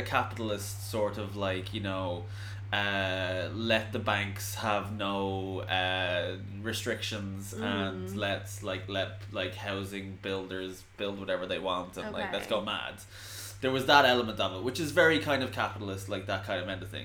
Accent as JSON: {"language": "English", "country": "Ireland"}